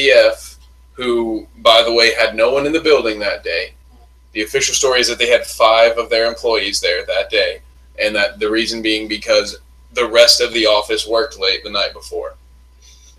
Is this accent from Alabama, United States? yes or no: no; Terre Haute, Indiana, United States; I grew up maybe a 15-minute drive from where they put Timothy McVeigh down